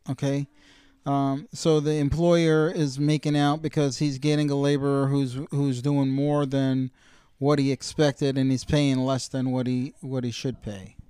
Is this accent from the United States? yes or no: yes; United States; as an American consumer